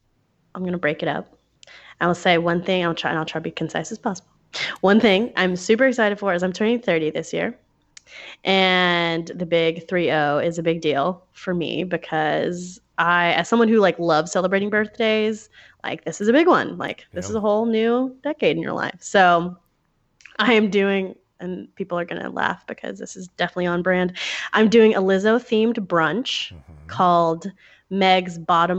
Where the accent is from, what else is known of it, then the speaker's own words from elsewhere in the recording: Texas, United States; I'm really excited for NASPA 2020 in my home state of Texas